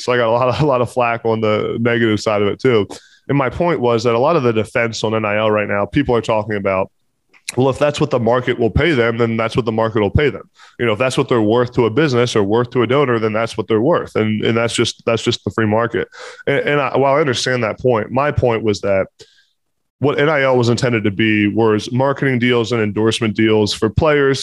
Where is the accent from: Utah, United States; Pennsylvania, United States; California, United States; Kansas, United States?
Pennsylvania, United States; I'm from Pennsylvania have a lot of connections at Pitt